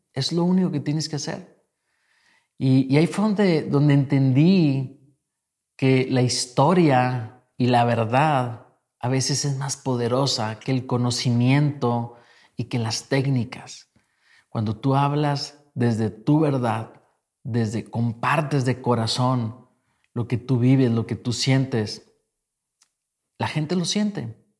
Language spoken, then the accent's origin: Spanish; Mexico; yo vengo de México